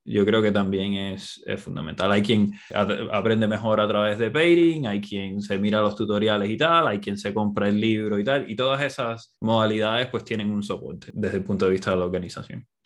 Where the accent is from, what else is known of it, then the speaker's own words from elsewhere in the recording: Cuba; now in Barcelona, Spain; Yo soy cubano